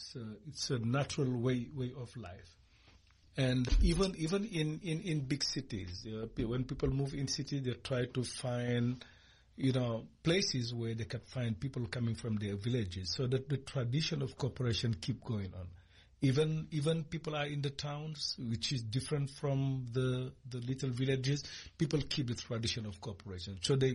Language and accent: English; Senegal; moved away; I'm from Senegal. I'm from what we call the Punit Basin. It's mainly in a region where people do a lot of agriculture, and with a lot of small villages.